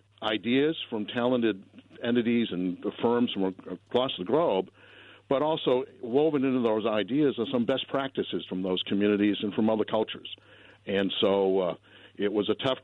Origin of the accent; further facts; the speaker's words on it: the East, United States; moved away; also born or lived in Boulder, Colorado; I grew up in the East, so I'm used to humidity also